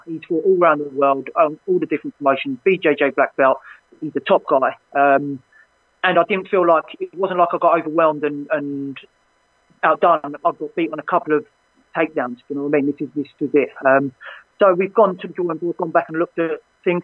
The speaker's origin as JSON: {"language": "English", "region": "London", "country": "United Kingdom", "tie": "born or raised there", "said": "my, my hometown"}